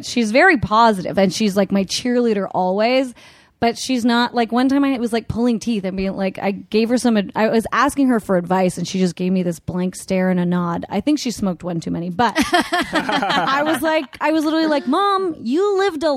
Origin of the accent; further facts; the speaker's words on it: Canada; now in Los Angeles, United States; I'm Canadian